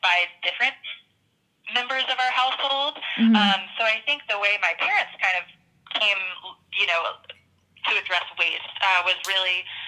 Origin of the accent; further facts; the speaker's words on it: the South, United States; I grew up in the South in a rural town, playing outside a lot in the woods.